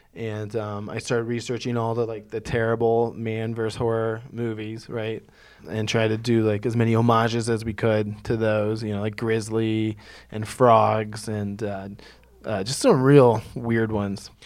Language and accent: English; Ohio, United States; moved away as an adult; also born or lived in New York; my hometown in Ohio